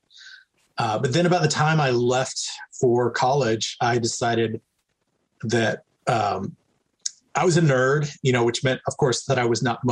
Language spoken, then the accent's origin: English; Texas, United States; moved away as an adult; also born or lived in New Mexico; now in California, United States; I grew up in the U.S. Southwest, and primarily Texas and New Mexico